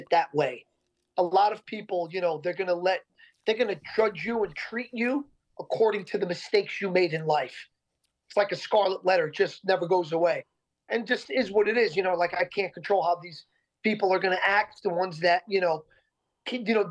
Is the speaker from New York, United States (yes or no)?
yes; Yonkers, New York, United States; We grew up in Yonkers, New York